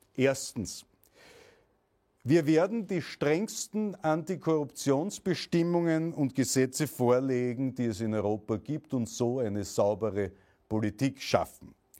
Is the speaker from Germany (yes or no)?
no; Austria; meine Heimat Österreich